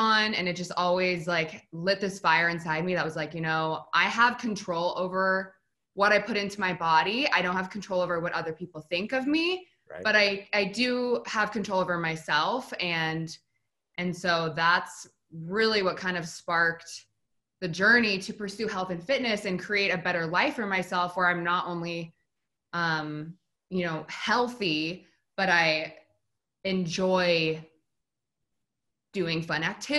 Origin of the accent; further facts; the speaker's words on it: Spokane, Washington, United States; moved away; I'm originally from Spokane, Washington, which is a pretty small town